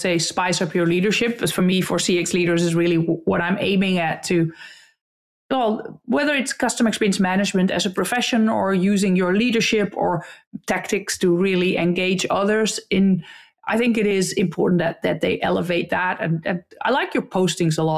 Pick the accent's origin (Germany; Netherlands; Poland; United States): Netherlands